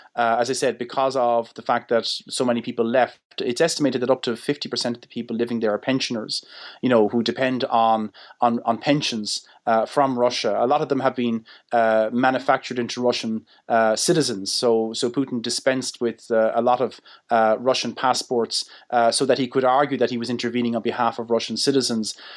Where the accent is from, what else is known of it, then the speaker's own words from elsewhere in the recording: Ireland; as Irish people